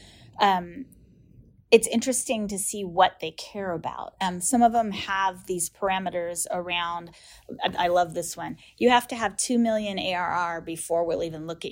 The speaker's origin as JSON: {"language": "English", "country": "United States", "said": "I'm American"}